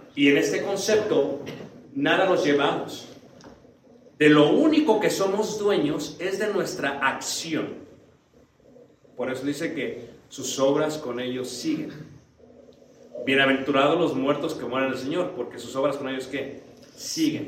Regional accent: Mexico City, Mexico; Yo soy de Ciudad de México

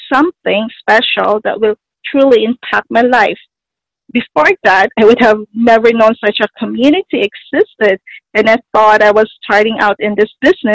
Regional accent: Toronto, Ontario, Canada; I'm from Toronto, Canada

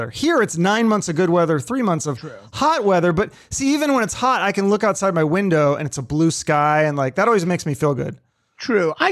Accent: Seattle, Washington, United States; moved away as an adult; originally I'm from Seattle, right? So oh, okay. I just got I, I, lived there for 30 years.

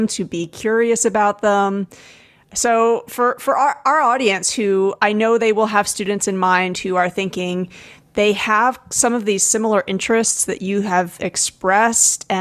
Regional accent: United States; moved away as an adult; now in Canada; I'm American, but I had to apply to become a permanent resident of Canada.

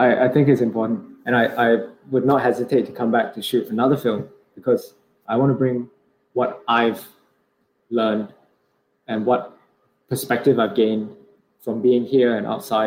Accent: Singapore; moved away as an adult; also born or lived in London; the way I was brought up in Singapore

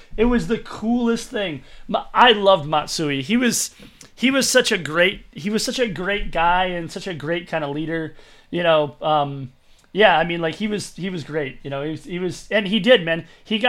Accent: Michigan, United States; moved away; I was living in Michigan at the time. I'm from Michigan.

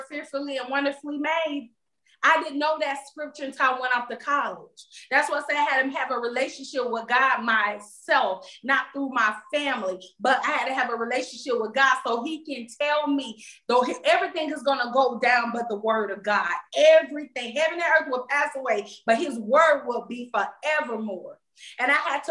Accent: Florida, United States; moved away as an adult; I went to college far away, probably three states over from Florida, because I'm from Florida

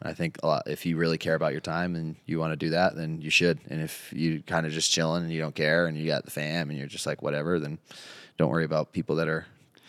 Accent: East Coast, United States; moved away; I grew up with rotaries on the East Coast

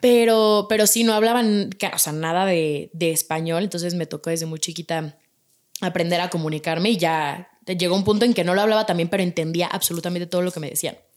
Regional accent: Mexico City, Mexico; nací yo aquí en México. Mi papá y mis hermanos son italianos. Y mi hermana y yo somos mexicanas, nacimos aquí en México

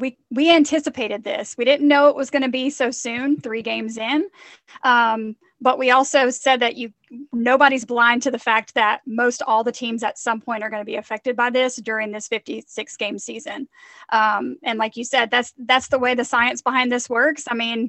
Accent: Mississippi, United States; Growing up in Mississippi, I didn't say it like that, but I do now.

